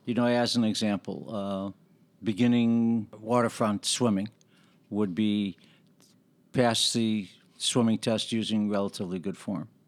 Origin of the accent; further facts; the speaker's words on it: Chicago, Illinois, United States; I grew up on the west side of the city, Chicago